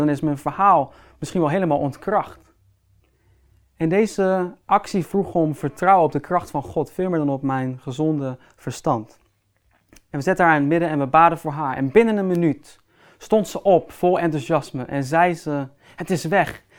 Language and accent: Dutch; Netherlands; Als Nederlanders